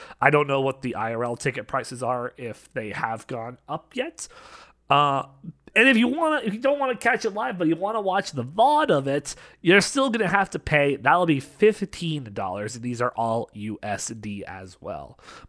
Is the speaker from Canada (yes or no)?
yes; Canada; Especially being Canadian